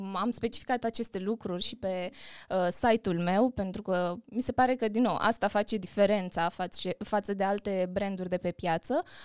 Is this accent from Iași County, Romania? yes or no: no; Bacău, Bacău County, Romania; în orașul natal, în Bacău